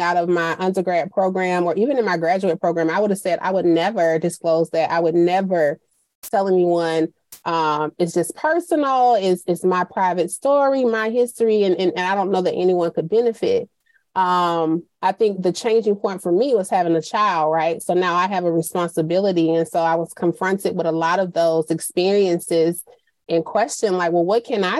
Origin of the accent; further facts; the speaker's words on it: Montgomery, Alabama, United States; We grew up in Montgomery